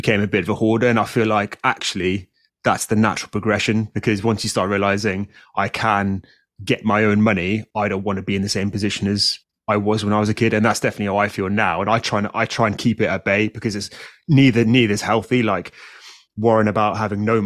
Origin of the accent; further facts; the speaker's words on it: South Africa; now in United Kingdom; I grew up in South Africa, so I had a slightly different view of society.